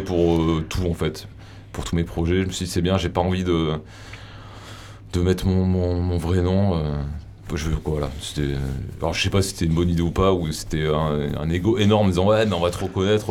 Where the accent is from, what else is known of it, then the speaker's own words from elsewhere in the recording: Avignon, Provence-Alpes-Côte d'Azur, France; je viens du, d'Avignon